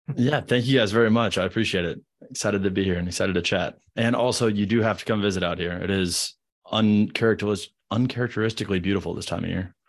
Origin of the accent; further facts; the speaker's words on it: Midwest, United States; moved away as an adult; now in Charlotte, United States; I grew up in the Midwest, went to school in the Midwest